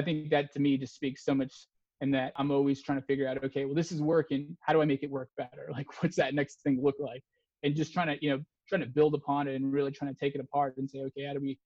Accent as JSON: {"language": "English", "region": "Texas", "country": "United States", "tie": "born or raised there", "said": "I grew up in Texas"}